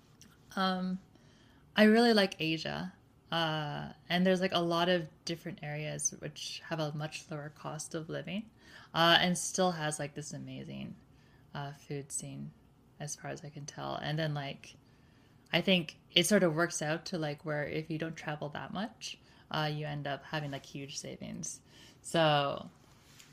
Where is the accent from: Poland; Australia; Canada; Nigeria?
Canada; Toronto, Ontario; moved away as an adult; now in New York, United States; I grew up in Toronto, Ontario, Canada. I moved after university to New York